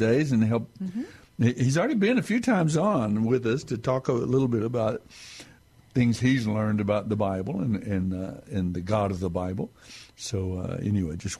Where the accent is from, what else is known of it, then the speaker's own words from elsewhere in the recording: West Texas Panhandle, United States; now in San Antonio, United States; I grew up in West Texas in the Panhandle